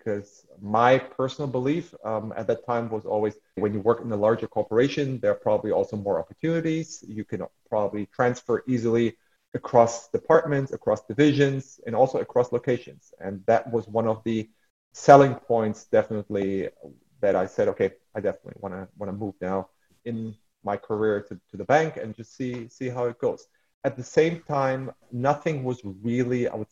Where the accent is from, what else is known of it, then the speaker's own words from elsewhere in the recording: Cologne, North Rhine-Westphalia, Germany; moved away as an adult; now in Jersey City, United States; I am originally from Cologne, Germany. I'm living now in New York City. Actually, I'm living in Jersey City